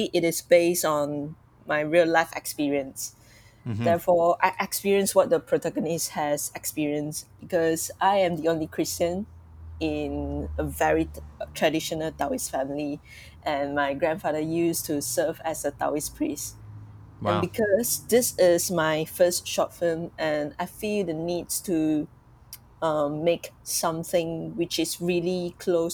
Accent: Malaysia; I'm from Malaysia

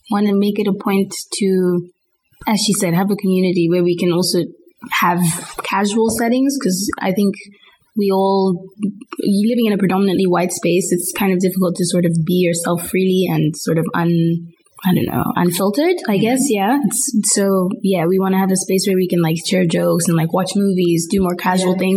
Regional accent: Botswana; moved away as an adult; also born or lived in Zimbabwe / Netherlands; now in Groningen, Netherlands; I'm from Zimbabwe. I grew up in Botswana for like 10 years or so. I'm 20

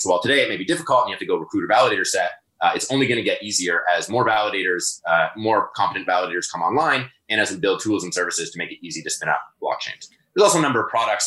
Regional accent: Toronto, Ontario, Canada; also born or lived in Guelph; I'm in Toronto, born and raised in Toronto

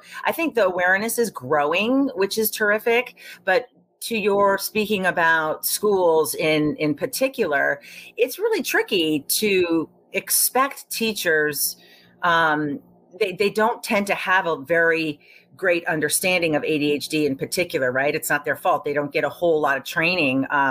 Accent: Tokyo, Japan; moved away; I grew up in Tokyo, Japan, where, and it was in the 70s

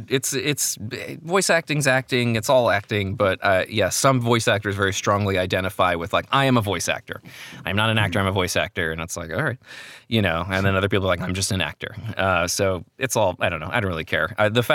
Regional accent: New Jersey, United States

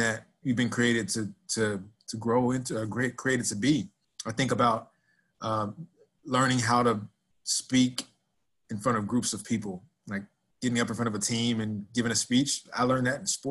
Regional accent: Dallas, Texas, United States; moved away as an adult; also born or lived in Nebraska / Philadelphia / Arkansas / Florida; as a kid growing up in Dallas, Texas, that I'd be living in Nebraska

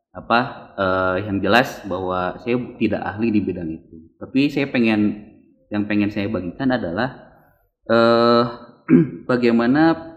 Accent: Bandung, West Java, Indonesia; saya lahir di sini

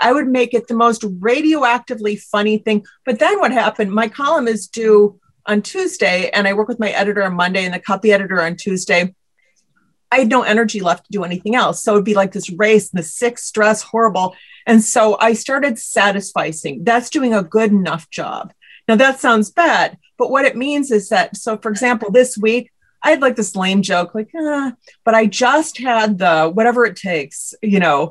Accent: Midwest, United States; I'm from the Midwest

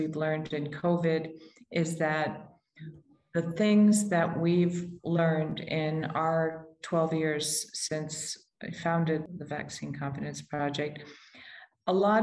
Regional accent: United States; I'm American

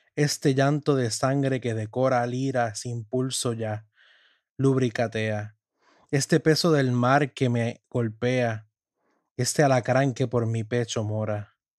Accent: Puerto Rico; los nacidos en mi tierra de Puerto Rico

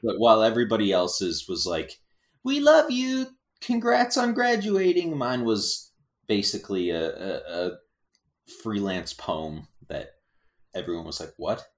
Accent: Galveston, Texas, United States; when I was a little kid, we grew up, um, I was born in Galveston, Texas, a little island town

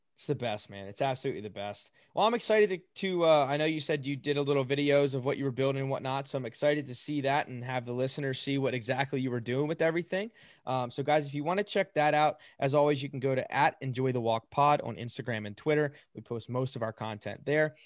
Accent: United States; We're obviously from the United States, born and raised

